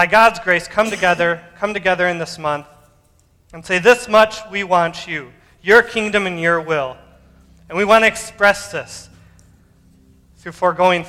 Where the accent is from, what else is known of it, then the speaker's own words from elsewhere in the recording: United States; I'm American